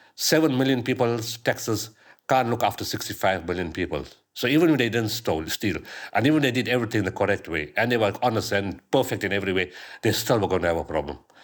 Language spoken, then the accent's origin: English; Pietermaritzburg, KwaZulu-Natal, South Africa; my hometown in Pietermaritzburg